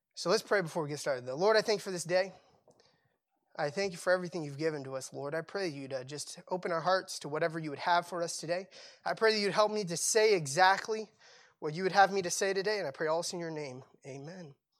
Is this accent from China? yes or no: no; Cambodia; moved away; I grew up in Cambodia